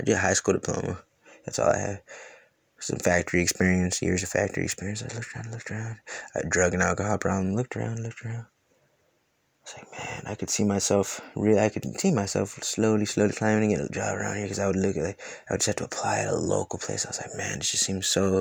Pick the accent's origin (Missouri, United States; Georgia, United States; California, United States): California, United States; moved away; also born or lived in Louisiana / Ohio; when I was a little kid, I grew up with in California